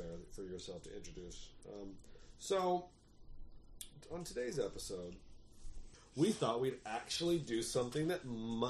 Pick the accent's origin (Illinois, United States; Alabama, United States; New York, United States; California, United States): California, United States; San Diego; I'm originally from San Diego.